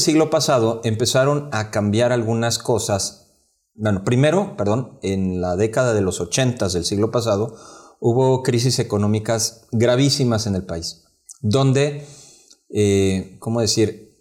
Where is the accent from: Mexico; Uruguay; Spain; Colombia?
Mexico; como mexicanos